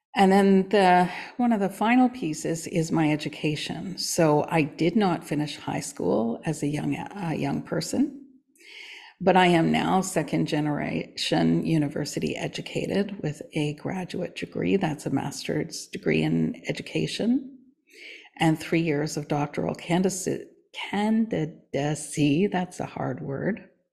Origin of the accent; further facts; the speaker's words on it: Canada; I am Canadian born.